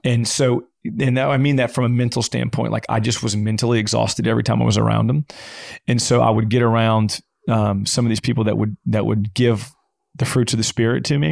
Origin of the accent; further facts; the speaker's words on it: Louisiana, United States; I'm from Louisiana